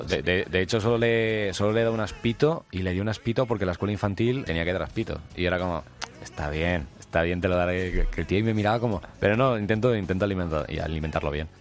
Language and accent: Spanish; Alcalá, Spain; Yo soy de Alcalá